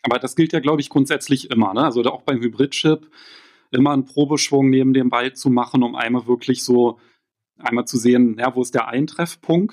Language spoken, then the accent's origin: German; Berlin, Germany; als Berliner